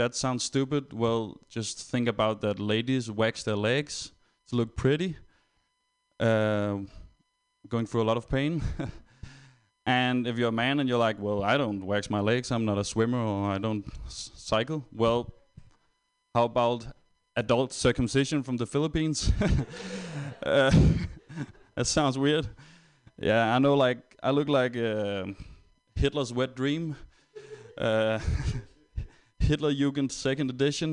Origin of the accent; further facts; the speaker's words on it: Denmark; I'm actually not German, I'm Danish